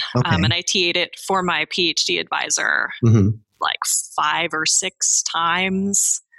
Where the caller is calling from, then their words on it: Livermore, California, United States; I'm calling in from Livermore, California today.